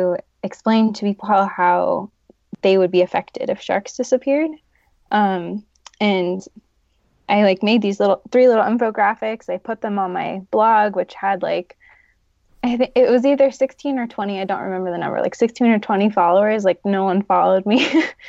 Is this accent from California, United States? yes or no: yes; California, United States; now in Denver, United States; I'm from California, but I now live in Denver, Colorado